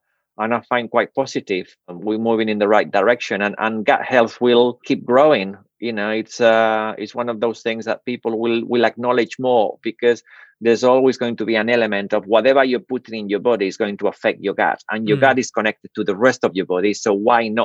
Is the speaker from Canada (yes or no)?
no; Spain; now in United Kingdom; I grew up in Spain